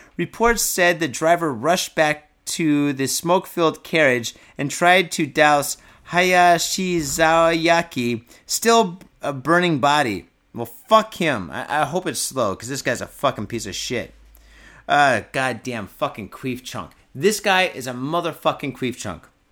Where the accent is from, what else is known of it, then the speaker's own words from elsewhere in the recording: Detroit, Michigan, United States; now in Japan; my hometown is a piece of shit